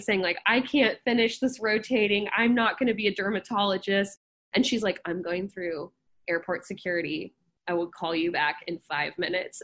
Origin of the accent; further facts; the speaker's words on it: Dallas, Texas, United States; moved away as an adult; also born or lived in Athens, Georgia / New Orleans / Houston; now in Davis, United States; I grew up in Dallas, Texas